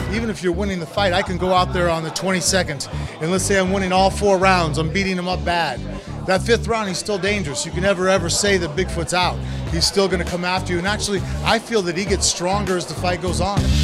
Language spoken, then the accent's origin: English; United States; I'm American down in Brazil